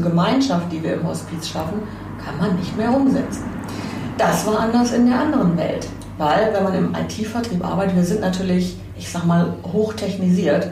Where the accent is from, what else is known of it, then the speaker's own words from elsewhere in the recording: Radevormwald, North Rhine-Westphalia, Germany; moved away; also born or lived in Witten / Wuppertal / Hamburg; ich bin tatsächlich in, in Witten geboren, aber im Bergischen aufgewachsen